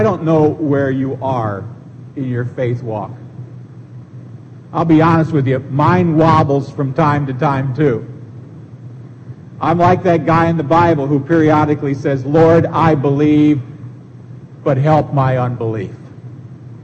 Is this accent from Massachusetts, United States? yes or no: no; Seward, Nebraska, United States; moved away; When I was a little kid growing up in Seward, Nebraska